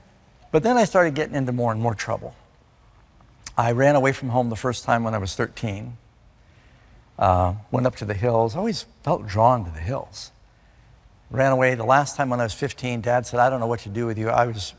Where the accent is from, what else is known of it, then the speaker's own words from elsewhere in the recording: Burbank, California, United States; born there; also born or lived in Miami Beach / New York City; I was born in Burbank, California. And Dad and Mom split. He ended up moving his business to Miami Beach. Mom moved to New York City. My brother and I moved around through these different places.